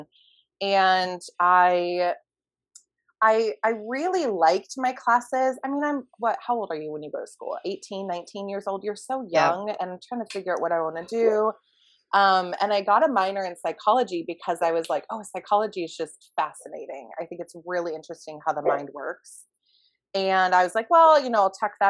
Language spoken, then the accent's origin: English; a suburb of Phoenix, Arizona, United States; in a suburb of Phoenix